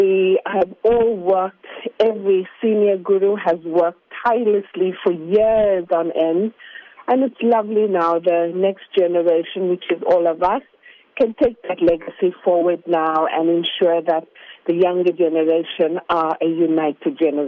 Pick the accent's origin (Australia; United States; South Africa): South Africa; we are a first generation, and I'm proudly South African.